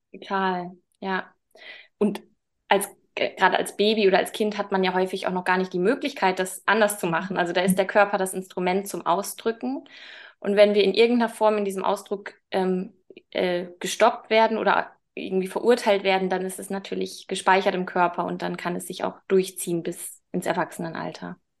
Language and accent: German; Münster, North Rhine-Westphalia, Germany; now in Hamburg, Germany; Eigentlich komme ich aus Münster